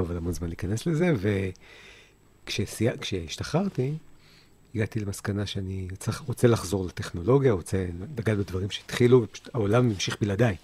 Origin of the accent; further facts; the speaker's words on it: Haifa, Haifa District, Israel; also born or lived in New Jersey, United States; גדלתי בחיפה, שנתיים בארצות הברית, רילוקיישן